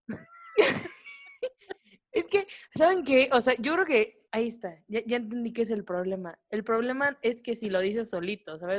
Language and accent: Spanish; Veracruz, Mexico; yo soy de Veracruz